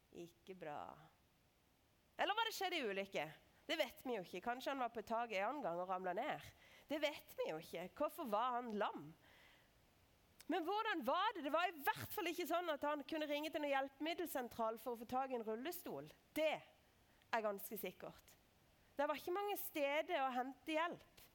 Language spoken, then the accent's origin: Norwegian; Lista, Agder, Norway; moved away; jeg kommer fra Lister, for det er sant